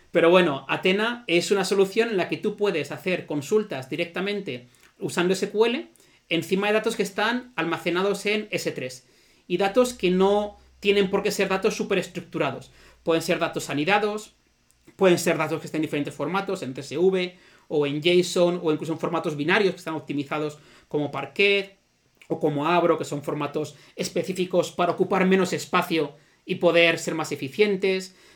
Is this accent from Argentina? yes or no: no; Zaragoza, Aragon, Spain; Zaragoza, la ciudad de donde soy